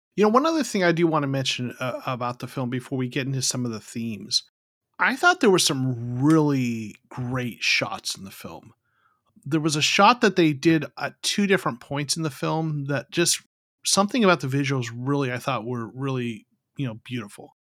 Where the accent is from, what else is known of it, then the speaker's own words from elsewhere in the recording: Arizona, United States; moved away; also born or lived in Southern California; I'm originally from Arizona